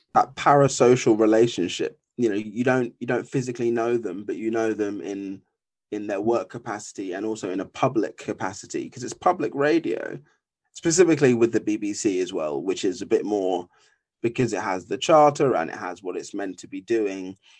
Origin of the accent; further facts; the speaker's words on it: Essex, East of England, United Kingdom; moved away as an adult; now in London, United Kingdom; I was originally born in Essex